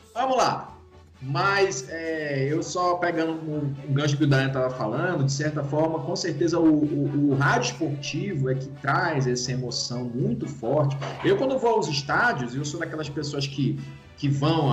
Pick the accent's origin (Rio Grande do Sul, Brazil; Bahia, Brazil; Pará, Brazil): Pará, Brazil; moved away; do Pará, porque é onde eu, onde eu cresci